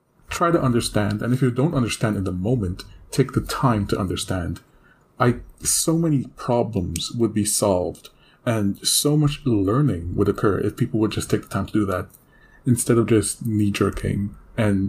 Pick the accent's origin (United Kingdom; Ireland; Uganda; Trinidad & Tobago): Trinidad & Tobago; I'm not American, but I am Black, and where I'm from, Trinidad and Tobago, we have a lot of Hispanic ties